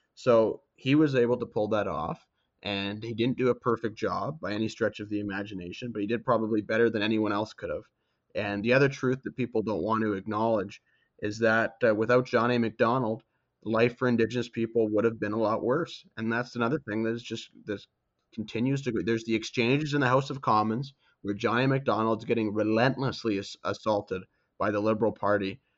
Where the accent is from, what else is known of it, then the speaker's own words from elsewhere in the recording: Canada; being Canadian